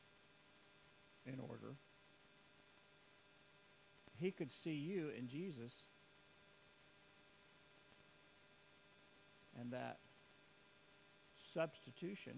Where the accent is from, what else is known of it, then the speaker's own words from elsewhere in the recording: United States; as Americans